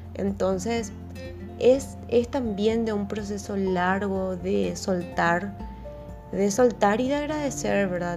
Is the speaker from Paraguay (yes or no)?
yes; Paraguay; nosotros como paraguayos, o sea, nuestra familia es así súper numerosa siempre